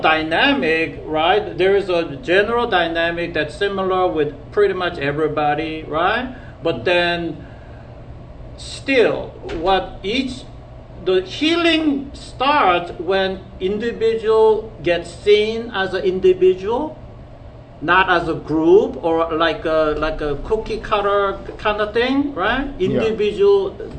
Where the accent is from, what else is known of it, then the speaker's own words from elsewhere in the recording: South Korea; moved away; at school in the 70s when I when I grew up in Korea